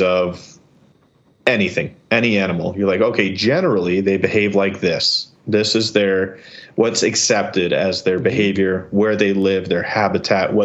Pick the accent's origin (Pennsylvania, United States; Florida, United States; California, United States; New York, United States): New York, United States; I'm a New Yorker.